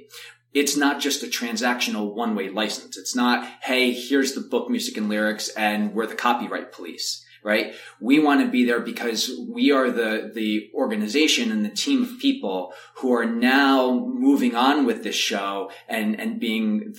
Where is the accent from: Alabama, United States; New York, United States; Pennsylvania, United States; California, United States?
New York, United States; also born or lived in Chicago; I'm from New York, to come back to New York